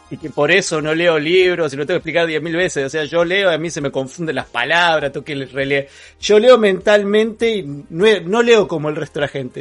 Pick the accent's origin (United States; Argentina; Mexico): Argentina; also born or lived in Neuquén; soy argentino.